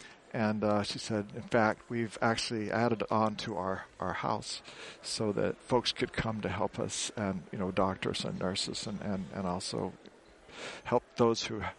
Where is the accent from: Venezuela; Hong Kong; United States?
United States; Phoenix, Arizona; also born or lived in Oklahoma / Marshall Islands / Micronesia / New Guinea; I was born in Oklahoma, and I moved to Phoenix, Arizona, but I would spend my summers in Oklahoma.